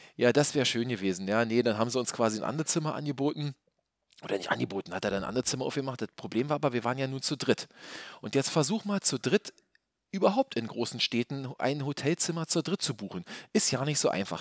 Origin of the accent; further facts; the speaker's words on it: Berlin, Germany; hier als Berliner